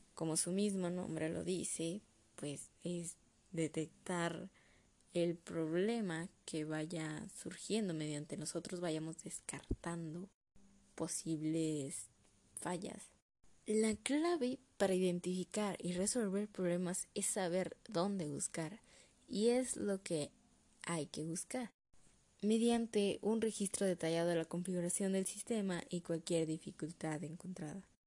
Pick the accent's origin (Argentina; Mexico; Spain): Mexico; como buen mexicano